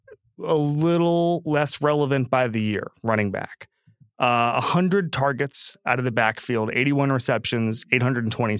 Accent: Orlando, Florida, United States; I'm from Orlando

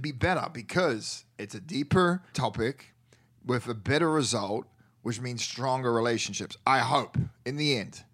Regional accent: New Zealand; first language English; moved away

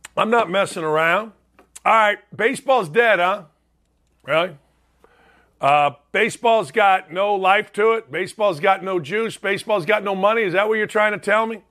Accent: Gary, Indiana, United States; my hometown, Gary Oldtimers, Gary, Indiana

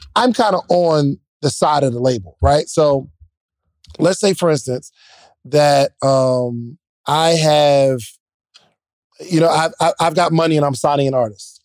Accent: Williamstown, New Jersey, United States; I'm actually from Willem Brown, New Jersey, like, South Jersey

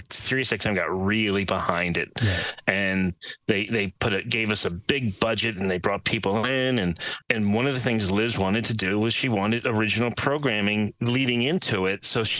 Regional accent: New York City, New York, United States; we grew up in the New York area, New York City area.

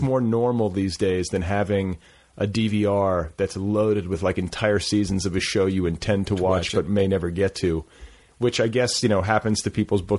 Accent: Midwest, United States; now in Los Angeles, United States; growing up in the Midwest

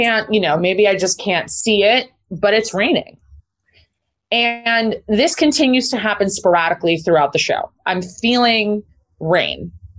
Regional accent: Liverpool, North West England, United Kingdom; accent: Liverpool; My Liverpool accent is so disgusting and awful.

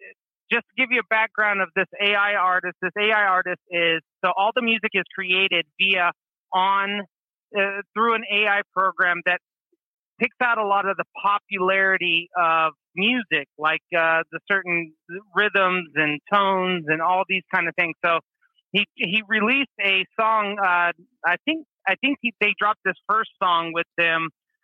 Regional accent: Oregon, United States; I'm from Oregon.

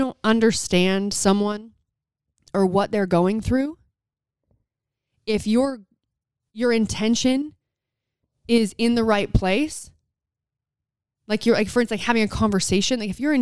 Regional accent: United States; I'm American

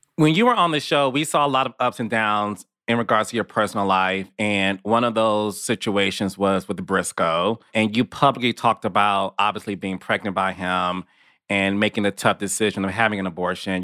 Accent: Detroit, Michigan, United States; Detroit, which is my hometown

